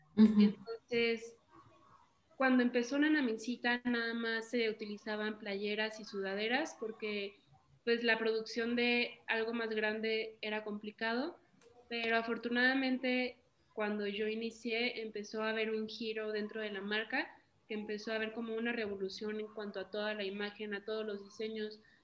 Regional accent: Morelia, Michoacán, Mexico; moved away as an adult; now in Mexico City, Mexico; Nosotras somos de Morelia, Michoacán. Estamos ahorita actualmente en la Ciudad de México. Yo me vine hace tres años por mi carrera

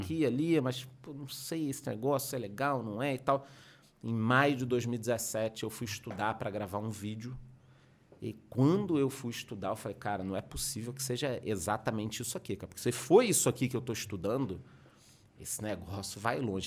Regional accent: Rio de Janeiro, Brazil; moved away as an adult; now in southern Brazil; eu sou carioca, estudei no Rio, fiz faculdade no Rio

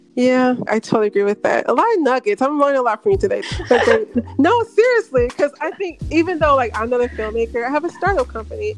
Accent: Memphis, Tennessee, United States; moved away; I'm from Memphis, and I remember when I was in high school, I never went. I mean, I go back home to visit my parents

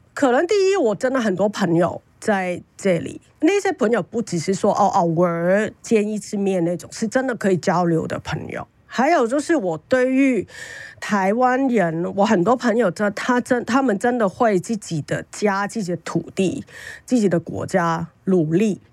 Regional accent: Hong Kong; moved away as an adult; also born or lived in Tainan, Taiwan; now in Taiwan; 作为一个香港人

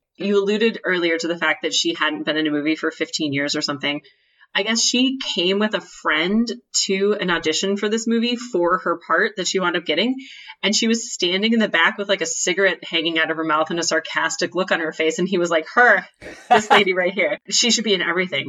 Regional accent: United States; being an American

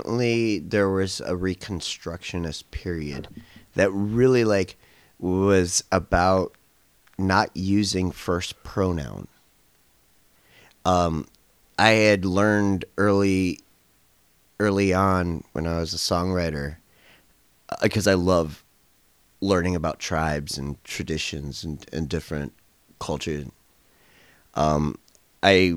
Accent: Northfield, Ohio, United States; I was just like from Northfield, Ohio. My dad's from Peru.

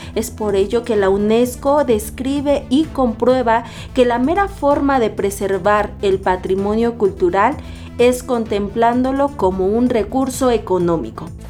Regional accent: Mexico; los valores que nos dan identidad como mexicanos

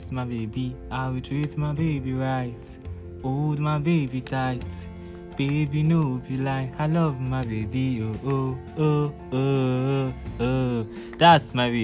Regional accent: Ibokun, Osun, Nigeria; I'm from Osun State, Ibokun Local Government, Ibokun Town to be precise

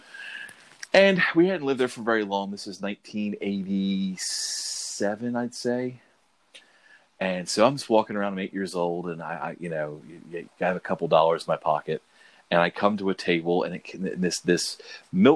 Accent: Huntington, West Virginia, United States; born or raised there; also born or lived in Philadelphia, Pennsylvania

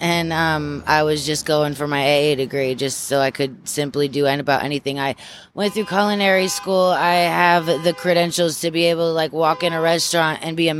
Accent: Amsterdam, New York, United States; I was born in Amsterdam. So we kind of like, it was just a bunch of small little towns. I remember living in Johnstown, Rotterdam, Gloversville. Schenectady was one of the closer ones.

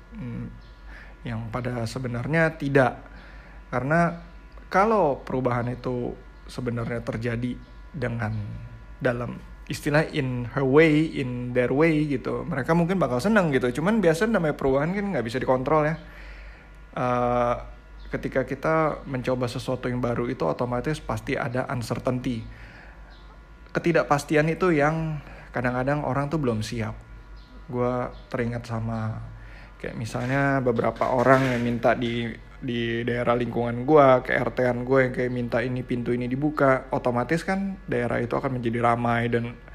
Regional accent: Indonesia

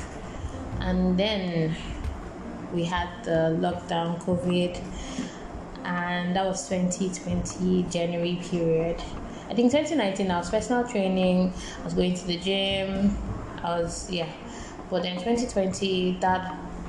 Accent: Lagos, Nigeria; moved away as an adult; also born or lived in Accra, Ghana; I moved to Accra for for school in 2013 from Lagos

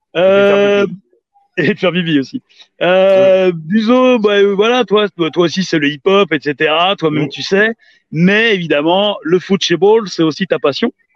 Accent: Paris, Île-de-France, France; je suis parisien

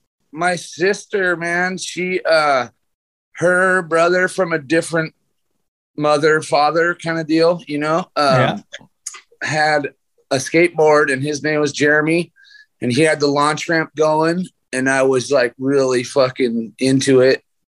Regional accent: Portland, Oregon, United States; also born or lived in Beaver Creek, United States; I was born in Beaver Creek, Oregon.

